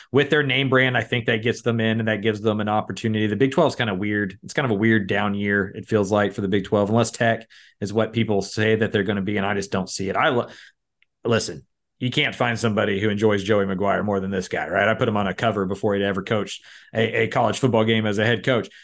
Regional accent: Austin, Texas, United States; I am from Austin. I live here

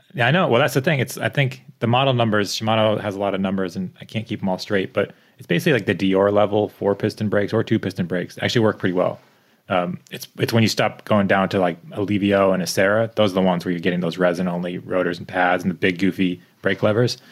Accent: East Coast, United States; now in Bellingham, United States; I grew up in the East Coast

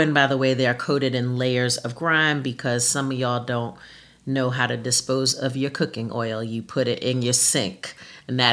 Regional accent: Mount Vernon, New York, United States; my hometown, Mount Vernon, New York

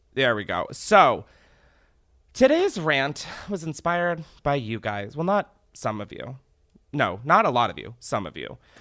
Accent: Delaware, United States; I'm from Delaware. My mom raised me there

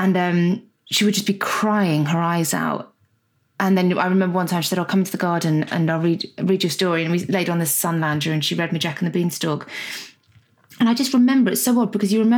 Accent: Guernsey; also born or lived in Scotland; when I was around one, my parents got divorced and my mum moved with my sister and I down to Guernsey, where her family was

